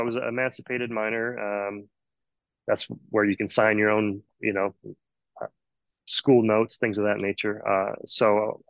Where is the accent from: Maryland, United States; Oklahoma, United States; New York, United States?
Oklahoma, United States; Fort Sill; born there; originally Oklahoma. I was born on Fort Sill Army Base in 1970. My father was a drill sergeant at the base.